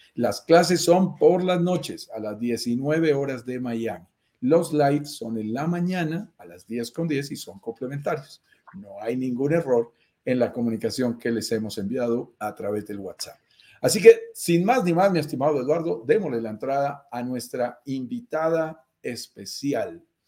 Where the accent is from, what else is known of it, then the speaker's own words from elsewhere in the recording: Colombia; accent: Colombian; also born or lived in Bogotá, Colombia; Yo soy colombiano, lo notarás en mi acento, vivo en Bogotá, Colombia